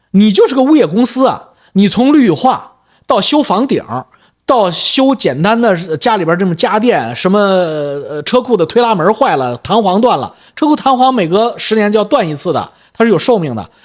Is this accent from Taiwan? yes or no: no; China; accent: Chinese accent (in English); moved away as an adult; also born or lived in Beijing; now in Vancouver, Canada; 我是有中国口音